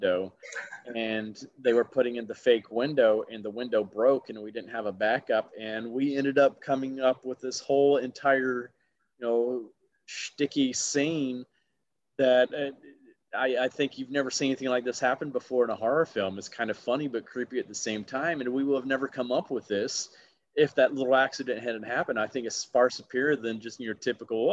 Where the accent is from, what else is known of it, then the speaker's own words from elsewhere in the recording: Alabama, United States; I was a very easy target growing up in Alabama